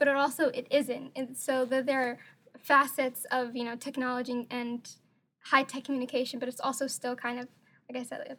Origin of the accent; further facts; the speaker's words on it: North Eastern Province, Kenya; When you go to the village, like from where I'm from, I'm from Northeastern Province